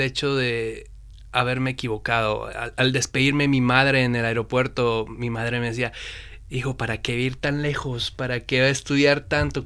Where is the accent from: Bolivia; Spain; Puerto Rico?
Bolivia; moved away as an adult; also born or lived in China; now in Beijing, China; soy boliviano, estoy viviendo más o menos siete a casi ocho años en China